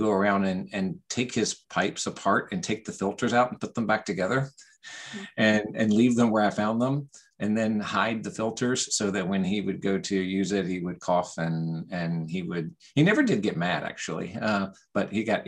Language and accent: English; Virginia, United States; moved away as an adult; also born or lived in Alabama; I was from Virginia to begin